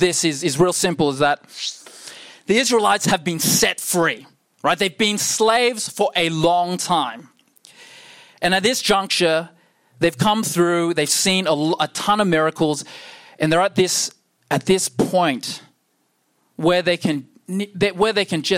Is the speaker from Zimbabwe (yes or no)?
no; Perth, Western Australia, Australia; I'm born and raised in Perth